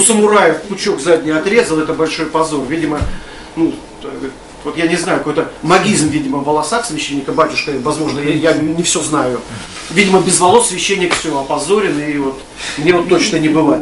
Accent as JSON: {"language": "Russian", "town": "Krasny Kholm", "region": "Tver Oblast", "country": "Russia", "tie": "born or raised there", "said": "я родом с Красного холма"}